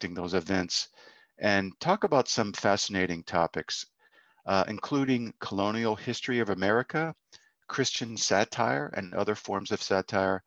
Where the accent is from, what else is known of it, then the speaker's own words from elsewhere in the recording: Boston, Massachusetts, United States; now in Pacific Northwest, United States; I'm also from Boston originally as well